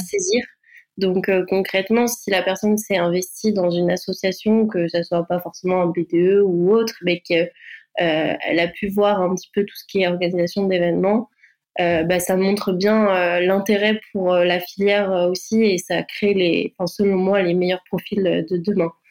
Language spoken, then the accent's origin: French; Vendée, Pays de la Loire, France; moved away as an adult; now in Bordeaux, France; je suis originaire de Vendée et je suis arrivée en études supérieures donc sur Bordeaux